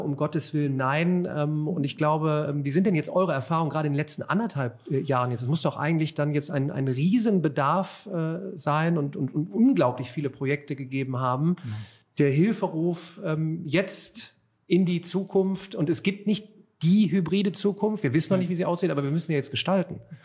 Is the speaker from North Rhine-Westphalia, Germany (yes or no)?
yes; Remscheid, North Rhine-Westphalia, Germany; also born or lived in Cologne; in meiner Heimatstadt Remscheid